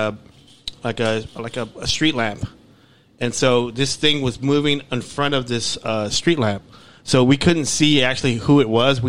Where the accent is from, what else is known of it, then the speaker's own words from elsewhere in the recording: Dallas, Texas, United States; the area that we grew up in Oak Cliff